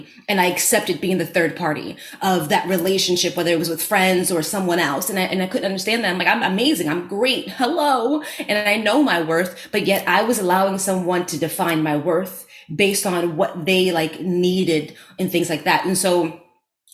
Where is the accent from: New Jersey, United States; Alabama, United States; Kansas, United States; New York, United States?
New York, United States; New York City; accent: Bronx; I grew up in the Bronx and had a Bronx accent.